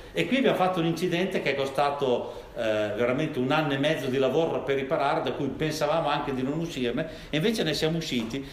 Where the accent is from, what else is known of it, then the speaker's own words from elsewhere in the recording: Milan, Lombardy, Italy; io vengo da Milano